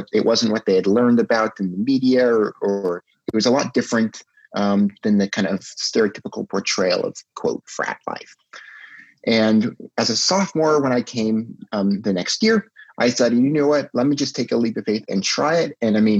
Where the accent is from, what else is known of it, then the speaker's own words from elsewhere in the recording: Redwood City, California, United States; moved away as an adult; now in Tacoma, United States; I'm originally from Redwood City, California, which is just south of San Francisco, right in the top of Silicon Valley between San Francisco, California, and San Jose. I am a senior